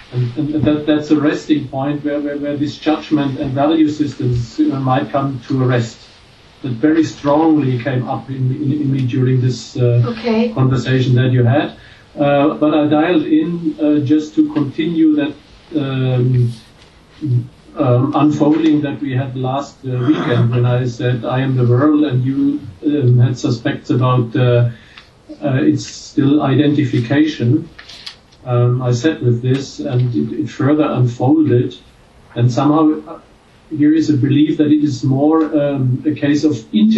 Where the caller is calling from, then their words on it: Germany; I'm calling from Germany.